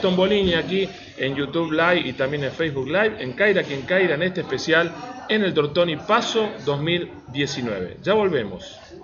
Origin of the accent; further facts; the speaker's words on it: Buenos Aires, Argentina; Y uno como porteño, yo vivo en esta ciudad